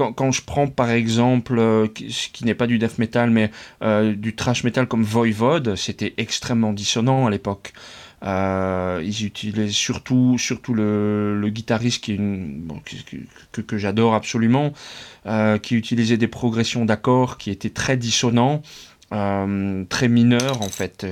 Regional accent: France; moved away as an adult; now in Netherlands; j'ai passé toute mon enfance, mon adolescence et mes études en France

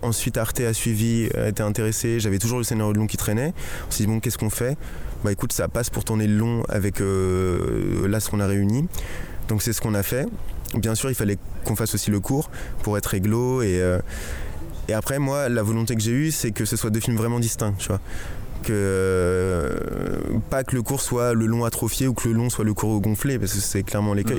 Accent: Chelles, Île-de-France, France; c'est donc ma ville natale

